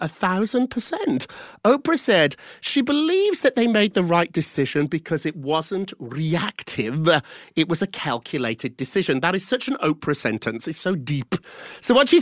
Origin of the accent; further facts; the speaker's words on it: United Kingdom; now in United States; As a Brit